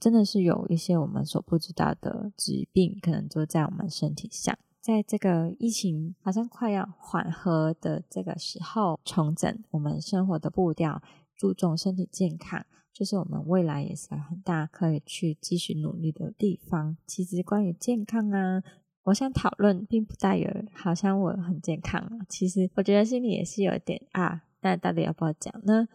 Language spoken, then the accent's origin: Chinese; Hong Kong; now in Taiwan; 我是香港人嘛